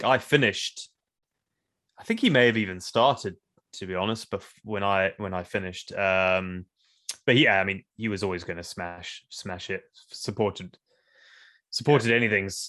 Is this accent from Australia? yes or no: no; South Africa; also born or lived in Zimbabwe; I went to school in South Africa, and I grew up in South Africa, so